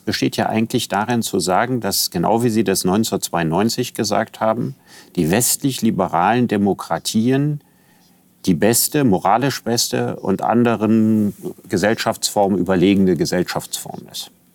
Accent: Germany; in meinem Pass steht, ich bin Deutscher

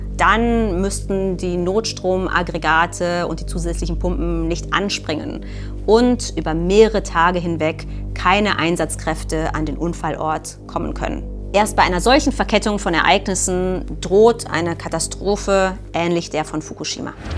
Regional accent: Germany; Bei uns in Deutschland

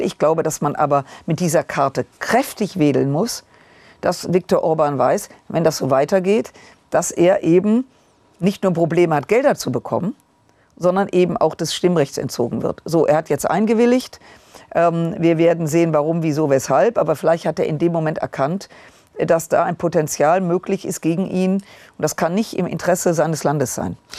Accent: Rhineland, Germany; ich als Rheinländerin

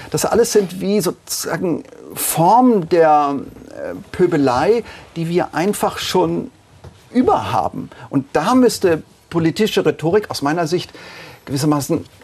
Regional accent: Tübingen, Baden-Württemberg, Germany; Natürlich argumentiere ich als ein schlecht verkappter Idealist. Ich komme aus Tübingen, darf ich

